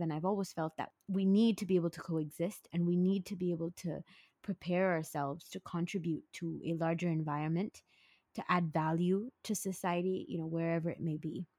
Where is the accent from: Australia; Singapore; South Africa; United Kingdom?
Singapore; also born or lived in San Francisco; I was born and bred in Singapore in a family of four